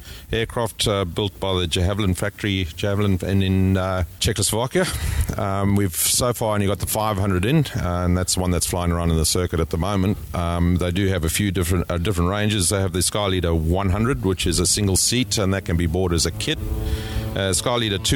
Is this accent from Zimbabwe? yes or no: yes; Zimbabwe; moved away; in Africa when we're from Zimbabwe